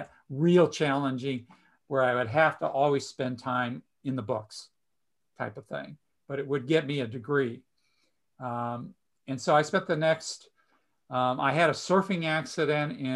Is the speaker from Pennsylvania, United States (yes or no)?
no; Los Angeles, California, United States; growing up in Southeast LA, and, you know, even before that, you guys didn't know, but I spent a lot of my life in East